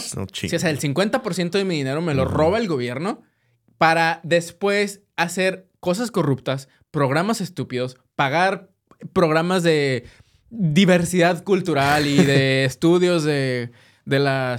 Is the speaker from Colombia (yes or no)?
no; Mexico; now in United States; como mexicanos